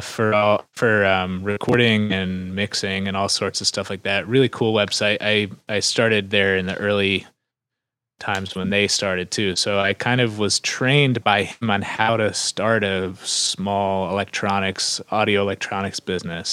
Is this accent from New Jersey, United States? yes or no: yes; New Jersey, United States; moved away as an adult; also born or lived in Philadelphia; I grew up in New Jersey